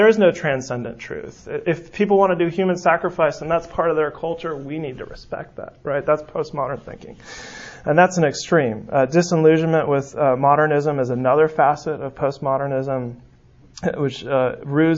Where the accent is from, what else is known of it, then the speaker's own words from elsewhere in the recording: San Francisco, California, United States; moved away; I'm from San Francisco